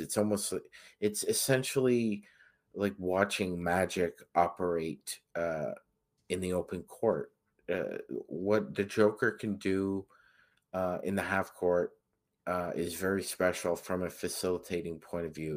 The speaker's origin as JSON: {"language": "English", "town": "Toronto", "region": "Ontario", "country": "Canada", "tie": "born or raised there"}